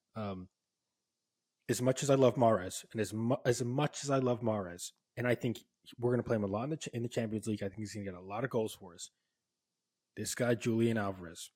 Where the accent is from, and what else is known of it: Oxford, South East England, United Kingdom; born or raised there